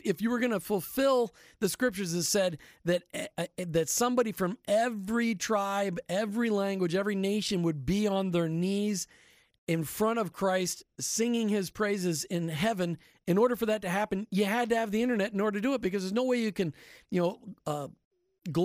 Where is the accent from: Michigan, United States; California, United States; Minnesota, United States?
Minnesota, United States; now in Florida, United States; I grew up in Minnesota where college football was just embarrassing, period, end of story, just embarrassing.